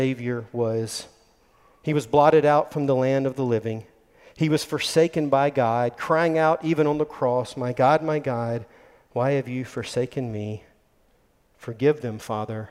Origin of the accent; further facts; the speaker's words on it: Mullins, South Carolina, United States; we grew up in Mullen, South Carolina